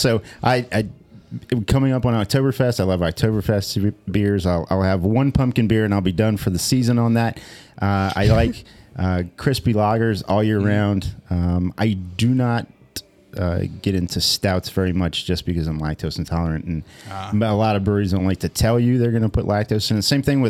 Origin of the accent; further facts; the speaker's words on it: New Orleans, Louisiana, United States; moved away; growing up around New Orleans